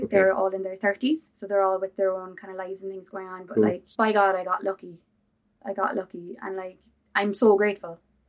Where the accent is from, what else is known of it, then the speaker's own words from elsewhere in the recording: Gaeltacht, Ireland; I'm from the Gaeltacht